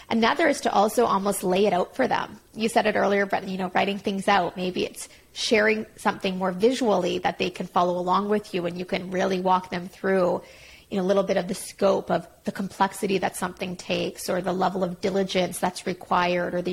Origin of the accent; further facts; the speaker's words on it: Montreal, Quebec, Canada; I'm from Montreal.